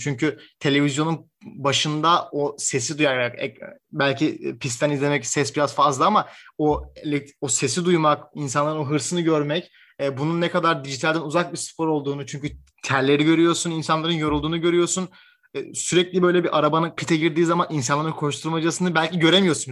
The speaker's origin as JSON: {"language": "Turkish", "country": "Turkey", "said": "ben Türk olarak"}